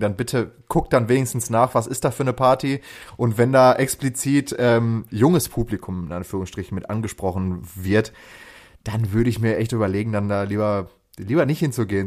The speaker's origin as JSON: {"language": "German", "town": "Lünen", "region": "North Rhine-Westphalia", "country": "Germany", "said": "ich schließe damit alle Brambaueraner"}